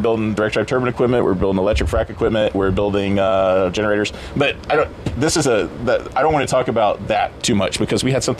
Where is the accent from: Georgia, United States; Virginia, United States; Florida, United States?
Florida, United States; moved away as an adult; also born or lived in Kansas; now in Houston, United States; I grew up in Florida, and I joined the Army when I was 18, and I did 4 years in the Army, and I was stationed in Fort Riley, Kansas.